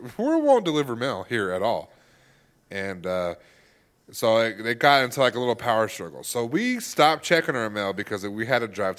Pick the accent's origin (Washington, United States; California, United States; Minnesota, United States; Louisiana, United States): California, United States; Yeah, I'm from California.